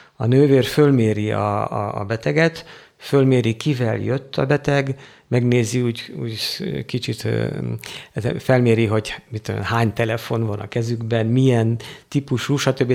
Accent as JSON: {"language": "Hungarian", "country": "Hungary", "moved": "as an adult", "lives_now": "Africa", "said": "én magyar vagyok, én itthon van a szívem egy jó része"}